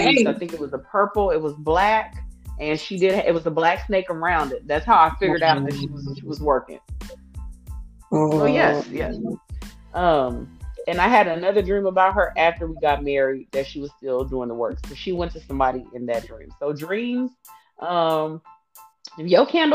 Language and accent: English; Austin, Texas, United States; I am from Austin, Texas. I still reside in Texas. I'm not giving you the specific city. It is no longer my city I grew up in. It's my birth city that I live in.